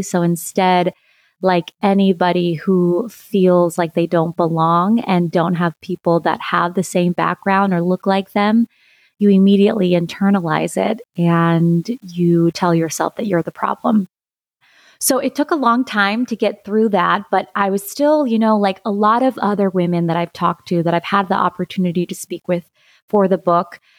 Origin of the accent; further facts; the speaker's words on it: Lima, Ohio, United States; also born or lived in Santiago, Chile; I'm originally from Santiago, Chile, and I grew up in a small town in, in Ohio, in Lima